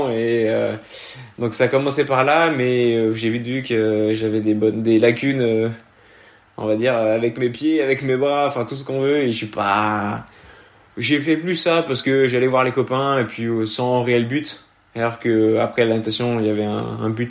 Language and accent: French; Auvergne-Rhône-Alpes, France; je suis originaire du Beaujolais